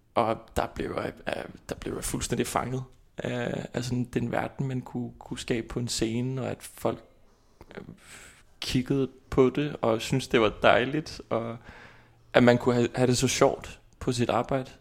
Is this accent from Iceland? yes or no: yes; Kópavogur, Capital Region, Iceland; Danish is a second language; moved away as an adult; now in Copenhagen, Denmark; Jeg kommer fra Island, og øh, fra hovedstadområdet Kåberbord